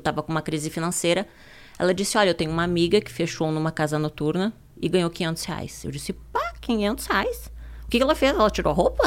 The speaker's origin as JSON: {"language": "Portuguese", "area": "Ijuí", "region": "interior of Rio Grande do Sul", "country": "Brazil", "tie": "born or raised there", "also_born_or_lived": "Porto Alegre", "said": "Eu vim da cidade de Juí, interior do Rio Grande uhum. do Sul"}